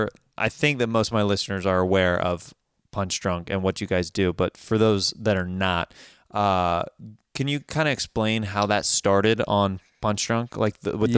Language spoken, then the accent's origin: English; Kansas, United States; growing up in Kansas, we did not have a professional team.